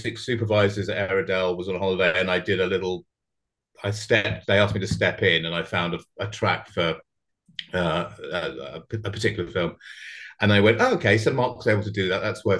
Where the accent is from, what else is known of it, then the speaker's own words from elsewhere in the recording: Surrey, South East England, United Kingdom; also born or lived in Brighton / London; I grew up in sort of Surrey, which is kind of like outside of London